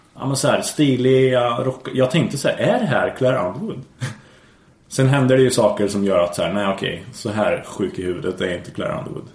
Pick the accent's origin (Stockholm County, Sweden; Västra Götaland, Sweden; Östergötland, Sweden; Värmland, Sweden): Värmland, Sweden; jag är från Värmland